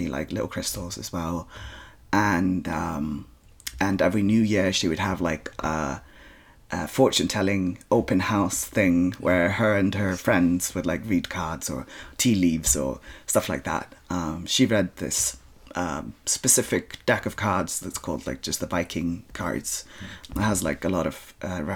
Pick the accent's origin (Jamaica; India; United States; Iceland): Iceland; I'm born and bred in Iceland.